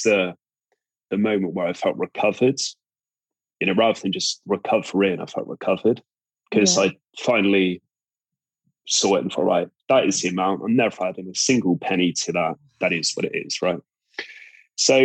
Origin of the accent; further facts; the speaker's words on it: Cornwall, South West England, United Kingdom; accent: Cornish; I'm from Cornwall